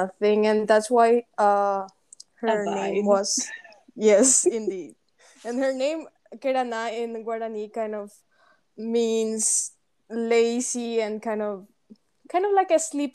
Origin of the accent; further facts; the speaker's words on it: Paraguay; English is a second language; moved away as an adult; we are both from Paraguay, and we've been friends for over 8 years now. We met in high school